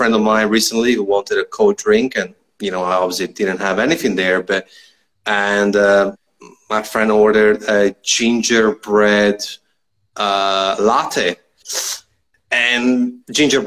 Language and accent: English; Trento, Trentino-Alto Adige, Italy; moved away as an adult; now in Australia; I'm from Trento